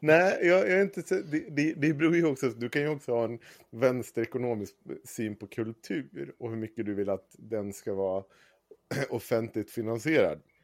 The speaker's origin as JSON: {"language": "Swedish", "town": "Avesta", "region": "Dalarna County", "country": "Sweden", "tie": "born or raised there", "said": "Jag är upp, född och uppvuxen i Avesta"}